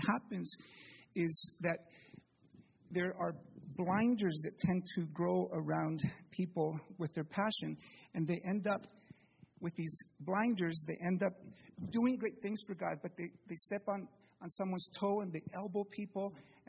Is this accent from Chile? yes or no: yes; Chile; moved away as an adult; I need to tell you that I'm the child of missionaries. I was born in Chile, lived there till I was 18.